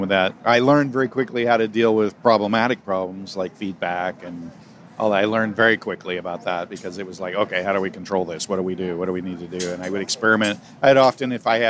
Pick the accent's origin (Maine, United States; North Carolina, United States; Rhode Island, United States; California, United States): California, United States; Bay Area; also born or lived in Virginia / Oklahoma; Predominantly in the Bay Area. As a child in the South, but in Virginia and Oklahoma briefly, and then most of my life here in the Bay Area on the peninsula.